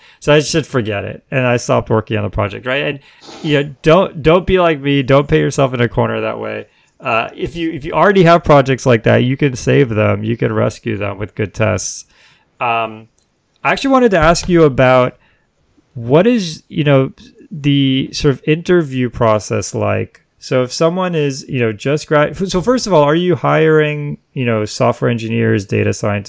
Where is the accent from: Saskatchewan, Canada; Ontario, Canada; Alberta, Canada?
Ontario, Canada; Toronto; I'm also from Toronto, so I'm a big hockey fan.